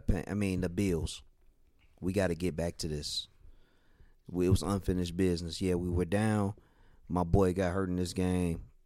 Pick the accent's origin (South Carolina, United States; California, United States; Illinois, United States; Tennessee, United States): Illinois, United States; Chicago; my hometown team